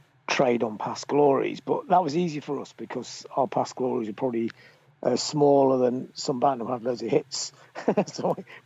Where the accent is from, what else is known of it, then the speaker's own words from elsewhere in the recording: Blackpool, North West England, United Kingdom; I was growing up in Blackpool.